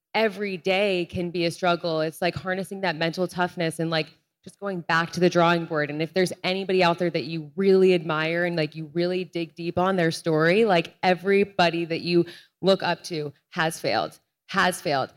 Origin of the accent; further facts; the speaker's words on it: Rhode Island, United States; I'm from Rhode Island. The street my parents live on is literally called Olivia Culpo Way